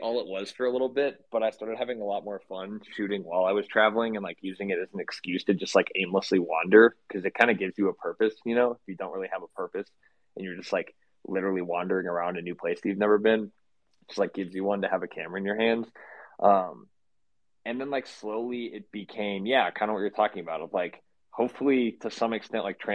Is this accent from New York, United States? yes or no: no; Kansas City, Missouri, United States; moved away; also born or lived in Spain; I grew up in Kansas City, Missouri